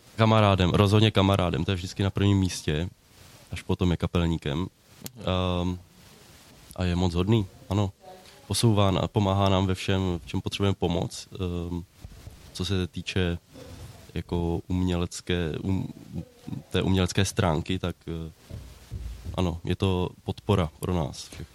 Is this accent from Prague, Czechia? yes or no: no; Neratovice, Central Bohemian Region, Czechia; Já jsem z Neratovic